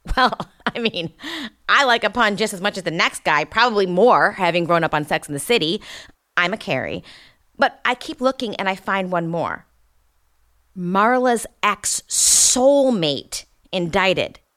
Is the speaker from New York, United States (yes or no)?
yes; upstate New York, United States; moved away as an adult; also born or lived in Brooklyn, New York; now in Los Angeles, United States; I was born and raised in upstate New York, about three and a half hours from Manhattan.